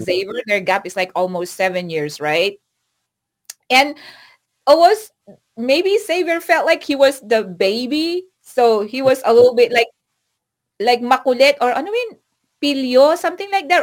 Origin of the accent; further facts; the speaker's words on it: Philippines; moved away as an adult; now in United States; I went home to the Philippines last Christmas